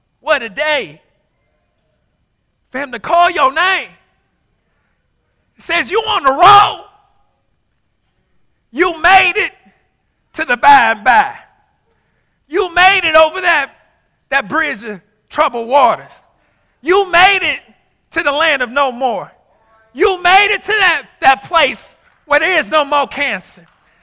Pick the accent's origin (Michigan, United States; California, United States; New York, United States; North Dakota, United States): Michigan, United States; Inkster; I'm from Inkster.